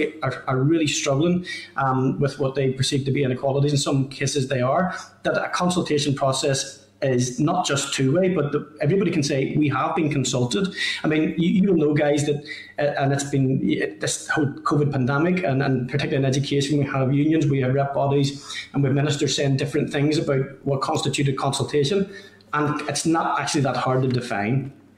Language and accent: English; Northern Ireland, United Kingdom; But I'm from Lagan Valley, and there are a number of schools in the Lisburn-Lagan Valley area.